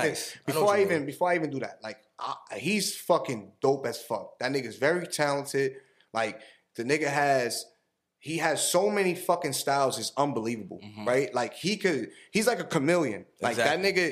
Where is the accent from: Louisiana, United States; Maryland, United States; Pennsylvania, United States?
Louisiana, United States; New Orleans; Like, growing up in New Orleans, I would never, like, we don't know nothing about that, bro.